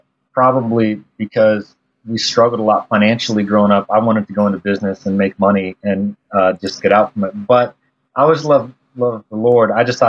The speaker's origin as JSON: {"language": "English", "region": "Midwest", "country": "United States", "tie": "born or raised there", "lives_now": "Lawrence, United States", "said": "I kind of grew up all over the Midwest. And part of that was growing up in the Methodist church because they moved their pastors around a lot."}